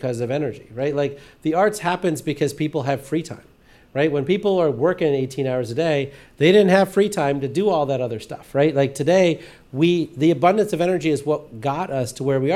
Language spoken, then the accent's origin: English; India; now in United States; the village I grew up in, or that I was born in India